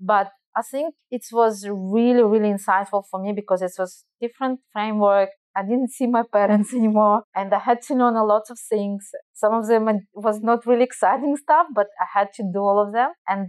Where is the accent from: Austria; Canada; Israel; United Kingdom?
Israel; accent: Russian; English is a second language; also born or lived in Belarus; So you guys, probably you hear my Russian accent. So I probably will tell that I actually Russian, but I'm not Russian. And as I mentioned, I lived many years in Israel. My parents immigrated to Israel when I was a child from Belarus due to Chernobyl disaster.